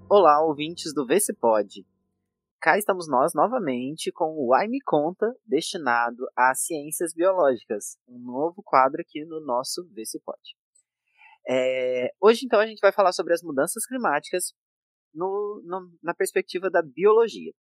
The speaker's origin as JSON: {"language": "Portuguese", "region": "Minas Gerais", "country": "Brazil", "tie": "born or raised there", "said": "eu nasci e cresci numa cidade pequena de Minas Gerais"}